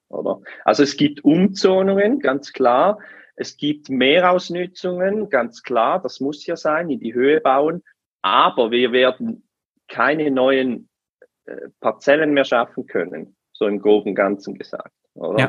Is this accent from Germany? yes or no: no; Switzerland; bei uns in der Schweiz